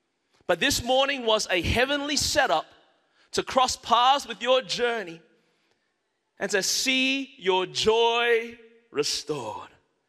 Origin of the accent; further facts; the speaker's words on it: Melbourne, Victoria, Australia; now in Anderson, United States; I was born and raised in Melbourne, Australia. That's the reason my voice is this way. My mother and father are Malaysian Chinese.